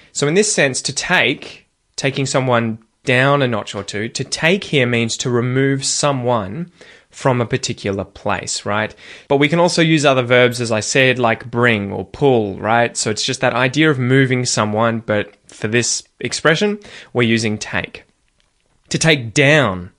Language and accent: English; Geelong, Victoria, Australia; accent: Australian; my hometown of Geelong